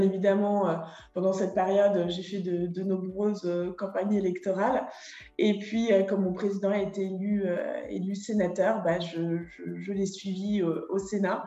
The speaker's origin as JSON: {"language": "French", "town": "Schiltigheim", "region": "Grand Est", "country": "France", "tie": "born or raised there", "also_born_or_lived": "Saarbrücken, Germany / Paris / Fontainebleau", "moved": "as an adult", "said": "Je suis née en 1988 à Schildikheim, la capitale de la bière."}